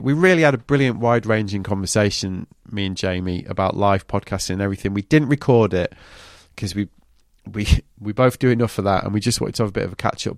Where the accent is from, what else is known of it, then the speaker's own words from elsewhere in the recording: England, United Kingdom; we're still English enough